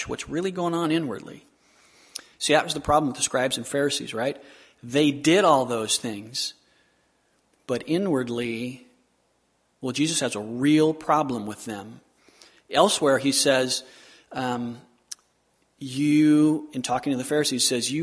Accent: Southern California, United States; I grew up in Southern California

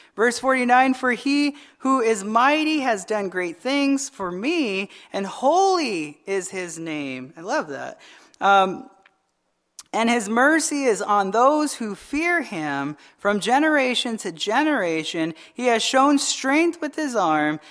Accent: Arizona, United States; I'm from Arizona.

